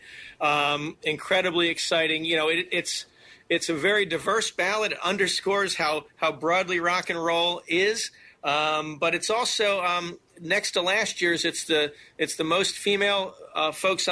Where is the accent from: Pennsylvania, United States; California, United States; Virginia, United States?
Pennsylvania, United States; Bucks County; moved away; I grew up in Bucks County